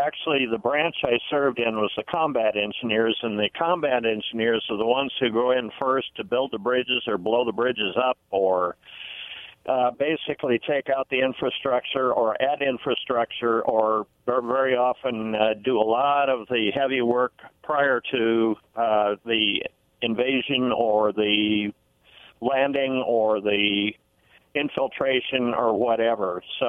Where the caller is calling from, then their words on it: Benton City, Washington, United States; from Benton City.